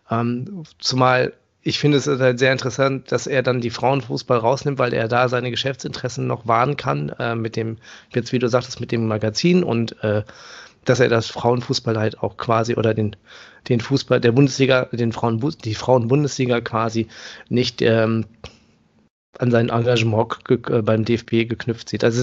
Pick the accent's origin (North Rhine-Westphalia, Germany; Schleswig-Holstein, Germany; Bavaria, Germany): North Rhine-Westphalia, Germany; Paderborn; born there; Also ähm, ich komme ja gebürtig aus Paderborn